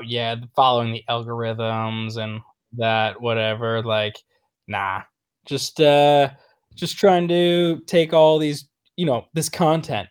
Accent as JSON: {"language": "English", "area": "Niagara River area", "region": "New York", "country": "United States", "tie": "born or raised there", "said": "I grew up right in the Ni-, Niagara River area"}